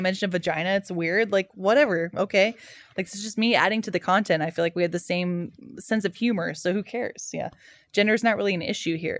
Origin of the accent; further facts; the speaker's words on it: Dallas, Texas, United States; I grew up in Dallas